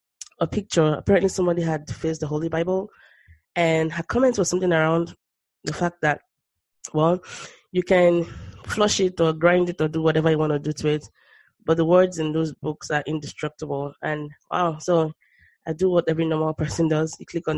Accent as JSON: {"language": "English", "country": "Nigeria", "tie": "born or raised there", "said": "I grew up in Nigeria"}